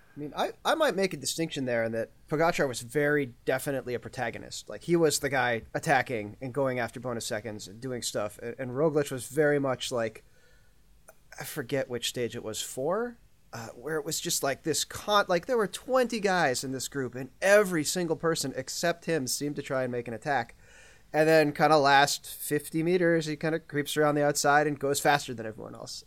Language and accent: English; United States; as an American